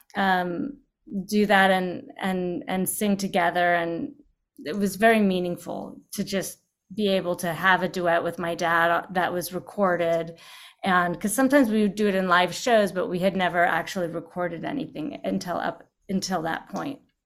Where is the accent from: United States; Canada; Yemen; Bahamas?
United States; Los Angeles, California; also born or lived in New York; I was born in New York. I was raised in Los Angeles